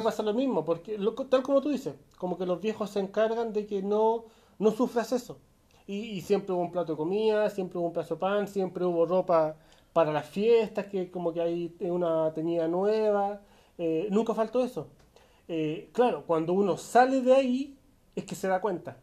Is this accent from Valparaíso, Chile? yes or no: no; Santiago, Santiago Metropolitan Region, Chile; salí, salí de la Pintana y me fui a estudiar a San Miguel